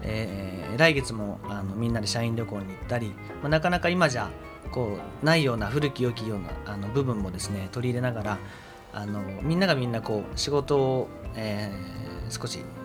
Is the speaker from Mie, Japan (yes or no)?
no; Fukuoka, Japan; moved away as an adult; also born or lived in Aichi; 福岡出身です